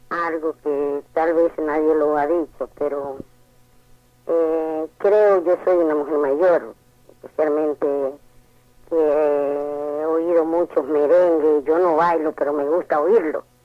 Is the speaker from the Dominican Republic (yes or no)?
yes; Dominican Republic; Recuerdo que por los 70 72 se hizo un maratón en mi país, yo fui de aquí.